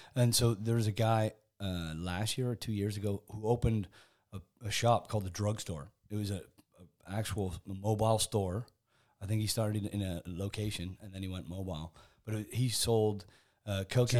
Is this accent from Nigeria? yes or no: no; Canada; moved away as an adult; also born or lived in England / Spain; now in United Kingdom; I was born in England, kind of grew up in Canada, spent 20 years in Spain, and then uh, got sucked back into the UK by by Discovery Channel.